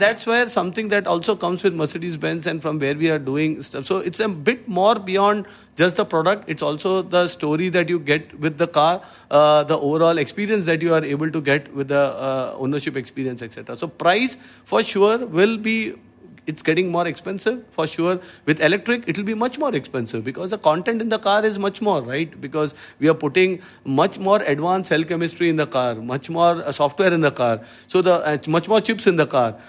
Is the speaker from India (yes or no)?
yes; Mumbai, Maharashtra, India; also born or lived in Thrissur, Kerala; in Trishur, brought up in Bombay, yes. And, uh, in the suburbs of Bombay, to Kandivali, to be precise